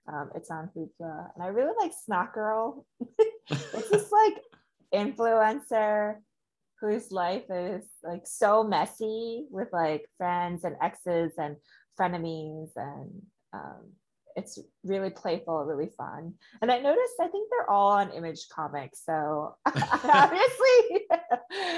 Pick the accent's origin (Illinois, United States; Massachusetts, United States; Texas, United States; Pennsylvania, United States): Illinois, United States; Chicago; moved away as an adult; now in California, United States; I'm originally from Chicago, born and raised